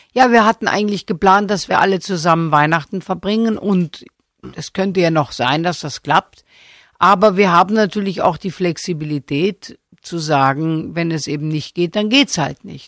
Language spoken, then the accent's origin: German; Stuttgart, Baden-Württemberg, Germany; Ich bin ja auch in Stuttgart geboren